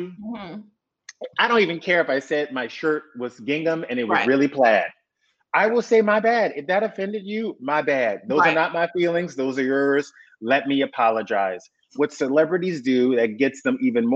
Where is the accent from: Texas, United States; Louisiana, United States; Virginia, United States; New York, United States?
Louisiana, United States; South; growing up in South Louisiana